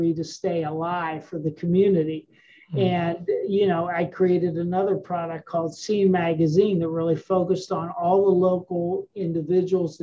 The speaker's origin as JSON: {"language": "English", "region": "Western Pennsylvania", "country": "United States", "tie": "born or raised there", "said": "I grew up in Western Pennsylvania"}